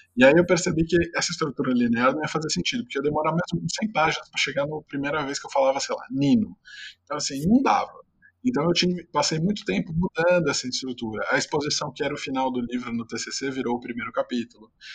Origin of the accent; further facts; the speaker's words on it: São Caetano do Sul, São Paulo, Brazil; sou de São Caetano, cresci no ABC